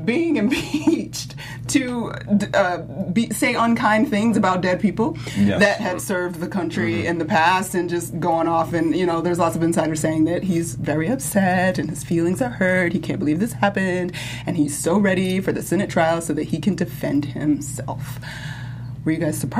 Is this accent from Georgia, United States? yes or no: yes; Georgia, United States; my home state